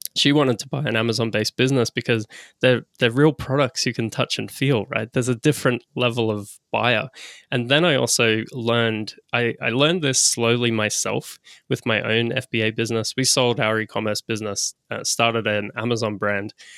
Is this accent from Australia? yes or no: yes; Australia; I'm an Aussie.